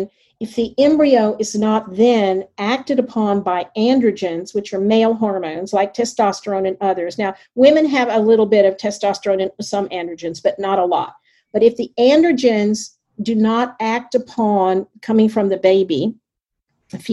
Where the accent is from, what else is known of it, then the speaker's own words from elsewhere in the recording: the South, United States; I grew up in the South